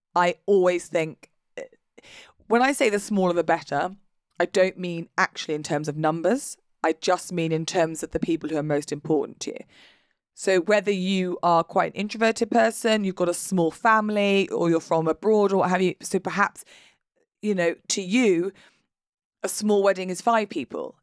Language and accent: English; United Kingdom; we're British. We're British, and therefore we are not going to talk about our emotions out loud